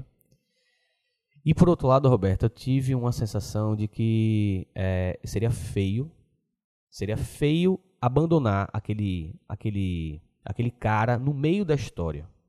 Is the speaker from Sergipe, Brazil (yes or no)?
yes; Aracaju, Sergipe, Brazil; a gente de Aracaju